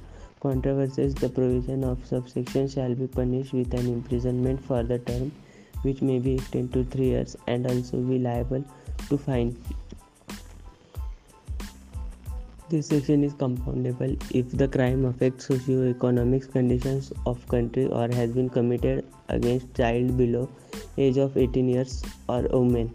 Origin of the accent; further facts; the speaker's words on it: Pune, Maharashtra, India; I am from Pune